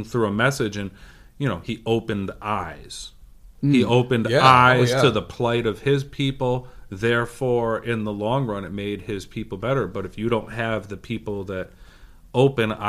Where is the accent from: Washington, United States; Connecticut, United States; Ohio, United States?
Connecticut, United States; Middletown; We grew up in Middletown